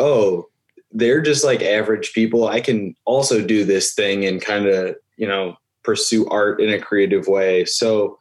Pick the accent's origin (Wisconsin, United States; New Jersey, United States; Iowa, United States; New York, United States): New York, United States; Buffalo; moved away as an adult; now in Cleveland, United States; I am from Buffalo, New York, and I am currently living in Cleveland, Ohio